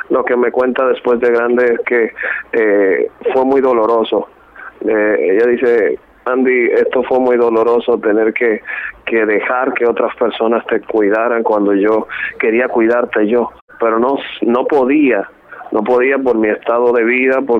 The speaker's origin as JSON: {"language": "Spanish", "country": "Dominican Republic", "tie": "born there", "said": "Yo soy dominicano de nacimiento. Este, soy el menor de ocho hermanos."}